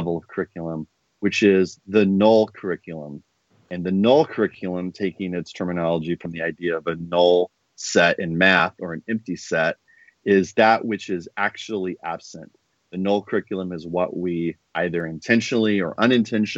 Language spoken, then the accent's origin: English; Indiana, United States; I'm from Indiana, positioning my background.